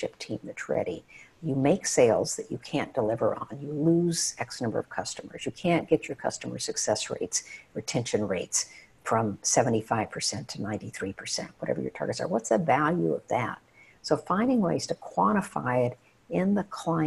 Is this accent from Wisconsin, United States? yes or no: no; Odessa, Texas, United States; moved away as an adult; I went to the high school that was featured in Friday Night Lights. So I grew up in the West Texas desert